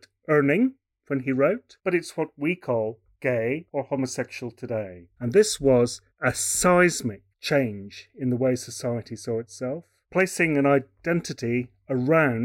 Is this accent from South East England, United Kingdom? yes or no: no; Scotland, United Kingdom; now in Melbourne, Australia; I'm from Scotland originally, but I live in Melbourne